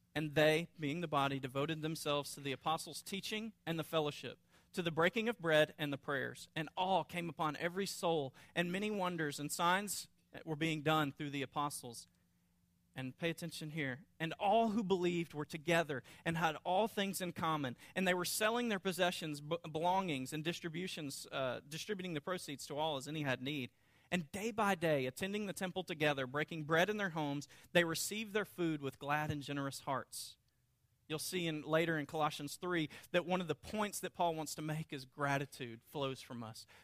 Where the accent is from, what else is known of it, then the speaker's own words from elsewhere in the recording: North Louisiana, United States; I grew up in North Louisiana